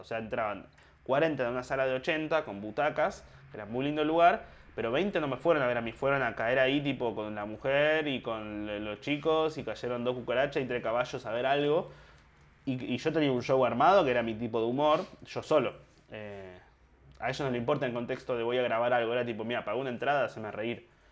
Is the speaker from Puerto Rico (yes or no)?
no; Argentina; yo soy argentino